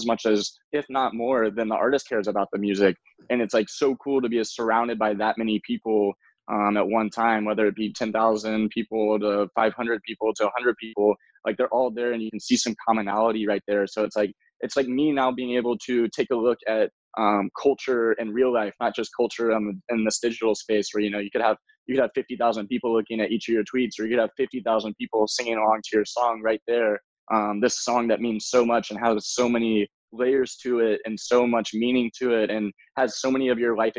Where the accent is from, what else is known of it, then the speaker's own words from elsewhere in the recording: Memphis, Tennessee, United States; moved away as an adult; now in Los Angeles, United States; I was born in Memphis, Tennessee